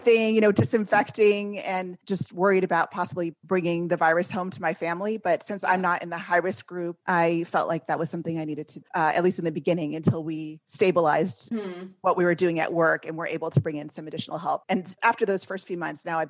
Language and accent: English; California, United States; also born or lived in Washington, D.C.; I'm from California originally